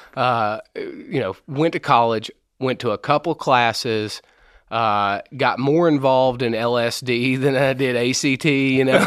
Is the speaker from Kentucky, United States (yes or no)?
yes; Maysville, Kentucky, United States; I'm from Maysville, Kentucky.